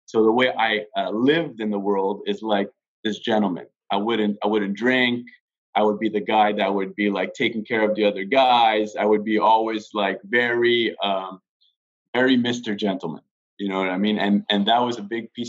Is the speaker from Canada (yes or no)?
yes; Quebec, Canada; I grew up in Quebec